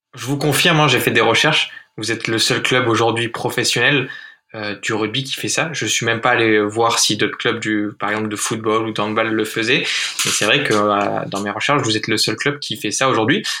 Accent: Arcachon Basin, Nouvelle-Aquitaine, France; je viens du bassin d'Arcachon

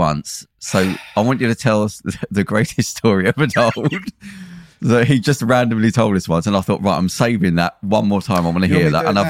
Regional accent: Belfast, Northern Ireland, United Kingdom; I remember when I grew up in Belfast

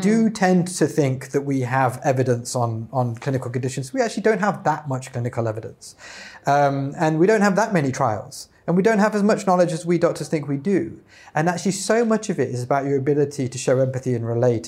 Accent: United Kingdom; as we say in the U K

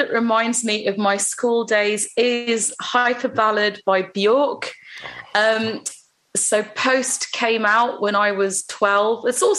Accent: London, United Kingdom; I grew up on the intersection of a very, very busy road that took you to the suburbs, which is where all of the Indian community that I grew up around were around.

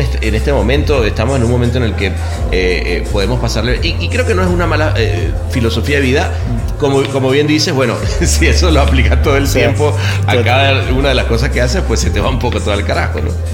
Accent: Venezuela; moved away as an adult; also born or lived in Mexico; como venezolano

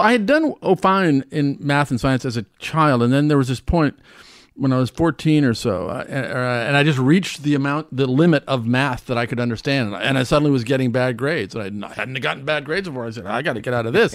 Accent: Omaha, Nebraska, United States; moved away as an adult; now in New York, United States; growing up in Omaha

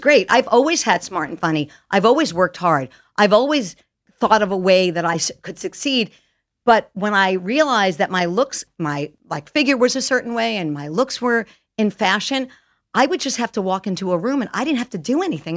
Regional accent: Jericho, New York, United States; moved away as an adult; also born or lived in Detroit; I lived there till I was six months old, and then I moved to this magical little town called Jericho, Long Island, New York

